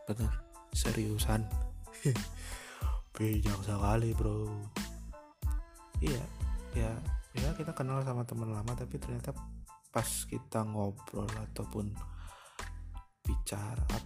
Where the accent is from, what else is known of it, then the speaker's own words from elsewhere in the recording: Purwokerto, Central Java, Indonesia; now in Jakarta, Indonesia; asli gua asalnya dari Purwokerto tinggal di Jakarta